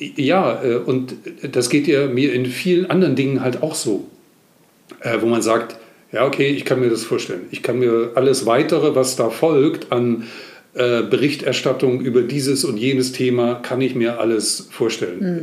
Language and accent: German; East Germany, Germany; Ich bin im Osten groß geworden